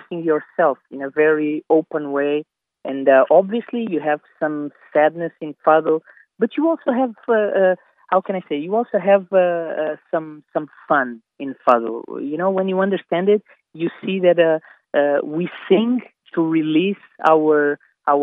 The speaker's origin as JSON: {"language": "English", "region": "Lisbon", "country": "Portugal", "said": "I was sharing my city and some of the knowledge and my experience about Lisbon with them"}